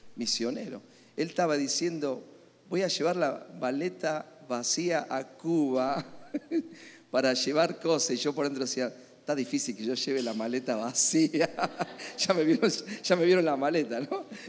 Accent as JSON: {"language": "Spanish", "country": "Argentina", "said": "Soy argentino."}